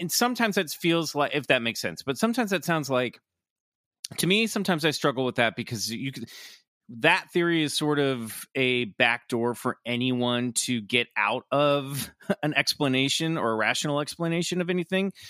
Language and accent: English; Kansas, United States; born or raised there